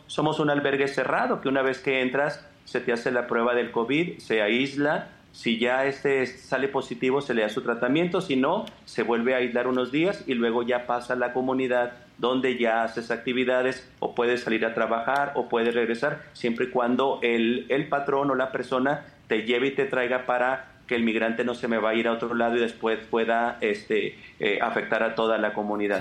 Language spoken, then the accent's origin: Spanish; Mexico; somos mexicanos, estamos en una frontera.